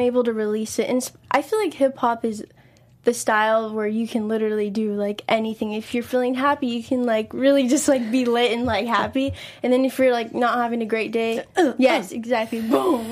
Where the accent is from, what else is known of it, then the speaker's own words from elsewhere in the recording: Long Beach, California, United States; I'm from Long Beach, but I still make the commute up here